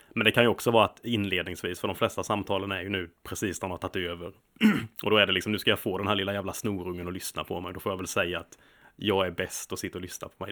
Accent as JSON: {"language": "Swedish", "region": "Småland", "country": "Sweden", "moved": "yes", "lives_now": "London, United Kingdom", "said": "som smålänning"}